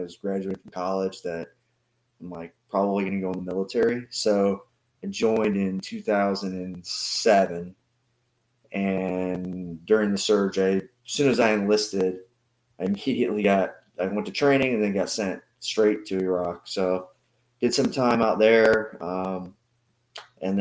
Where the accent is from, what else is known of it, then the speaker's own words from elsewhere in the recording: Cape Coral, Florida, United States; also born or lived in Wisconsin; I grew up for the most part in the city where I represent, the area that I represent, Cape Coral. I was born in Wisconsin, but I don't really remember it.